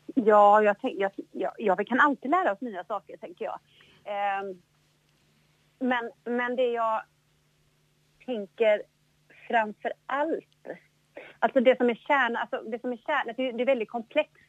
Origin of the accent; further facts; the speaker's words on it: Jönköping, Jönköping County, Sweden; Jag är ju född då i, i Jönköping, eller lite utanför, i, i Bankeryd, Trånghalla